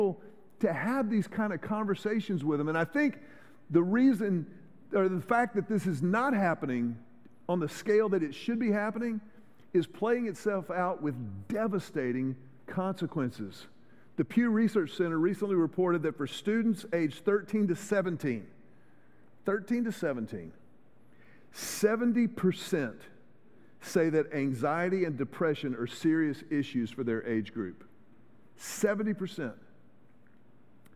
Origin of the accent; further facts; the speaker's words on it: Houston, Texas, United States; I grew up in Houston.